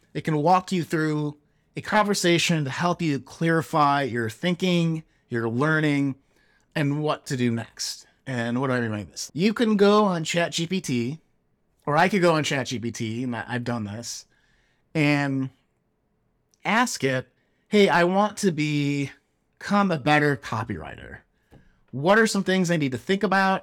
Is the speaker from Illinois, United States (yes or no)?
yes; Chicago, Illinois, United States; now in Silicon Valley, United States; growing up in Chicago, Chicagoland